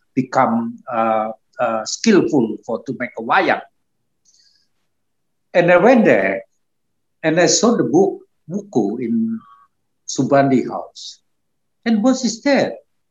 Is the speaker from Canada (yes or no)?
no; Java, Indonesia; moved away as an adult; also born or lived in Yogyakarta, Indonesia; now in Australia; I grew up in Jawa